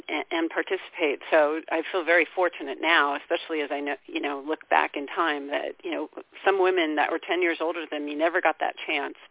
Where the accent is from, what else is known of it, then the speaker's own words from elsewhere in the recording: Seattle, Washington, United States; born and raised in Seattle, went to Ballard High School